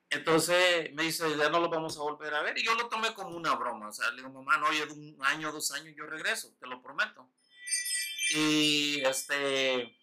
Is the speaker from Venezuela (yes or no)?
no; Usulután, El Salvador; moved away; also born or lived in Winchester; yo nací en San Salvador, pero nací en un pueblito que se llama Usulután.